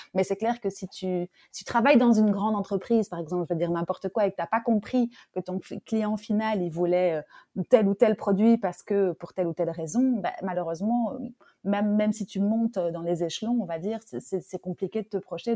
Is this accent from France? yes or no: yes; France; je suis française